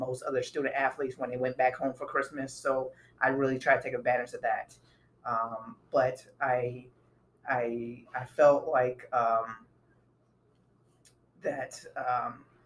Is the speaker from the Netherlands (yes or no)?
no; Miami, Florida, United States; where I was from, I'm from Miami, Florida, so it was always hot.